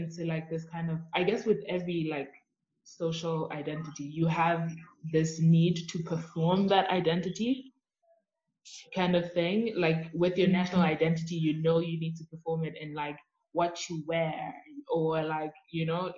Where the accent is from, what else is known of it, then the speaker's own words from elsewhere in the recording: Eswatini; now in United States; I'm from Swaziland